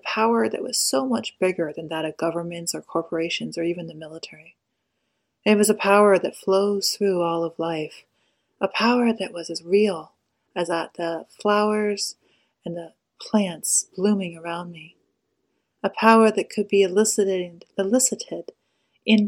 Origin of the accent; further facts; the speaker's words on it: United States; definitely an American